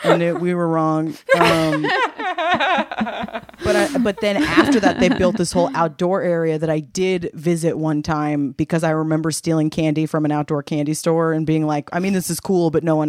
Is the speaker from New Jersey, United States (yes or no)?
no; California, United States; because we're all from California, that it's way more common for us that like you just went to the movies to do that because we didn't have basements.